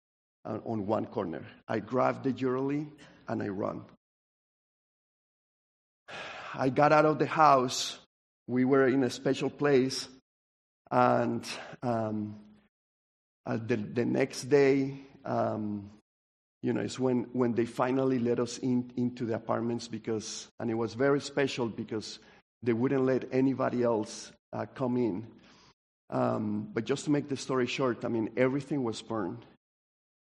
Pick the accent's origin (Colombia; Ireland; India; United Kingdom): Colombia; now in United States; I grew up in Colombia